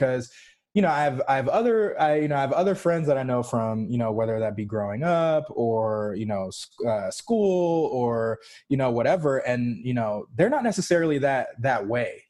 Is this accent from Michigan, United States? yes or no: no; Roswell, Georgia, United States; also born or lived in Los Angeles, California / New York; now in Atlanta, United States; when I was about 10 or so, we moved, to good old Roswell, Georgia. and I was there, did middle school and high school in Roswell, and then have been like actually ITP ever since.